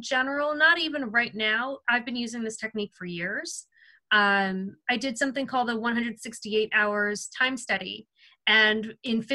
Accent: Seal Beach, California, United States; this is actually my hometown. I'm in Seal Beach, California

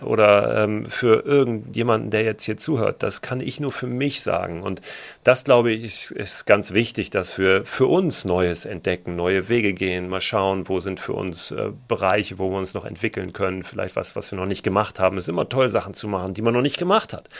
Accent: Germany; born or raised there; also born or lived in Berlin; now in Hamburg, Germany

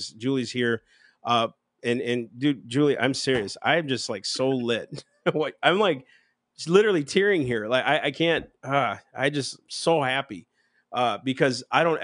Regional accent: McAllen, Texas, United States; I grew up in McAllen, near the McAllen area

